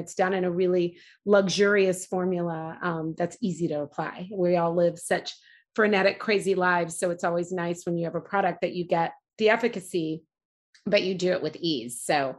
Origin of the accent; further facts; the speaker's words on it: Kenya; I'm from East Africa, from Kenya